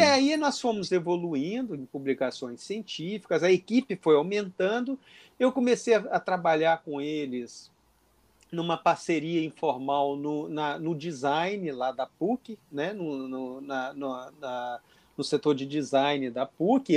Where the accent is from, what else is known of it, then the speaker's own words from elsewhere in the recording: interior of Minas Gerais, Brazil; moved away as an adult; now in Rio de Janeiro, Brazil; eu sou do interior de Minas Gerais, vim para o Rio de Janeiro alguns anos atrás